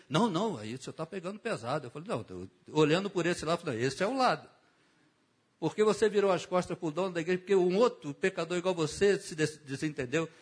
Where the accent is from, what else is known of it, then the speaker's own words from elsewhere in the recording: Rio de Janeiro, Brazil; eu fui criado em Bangu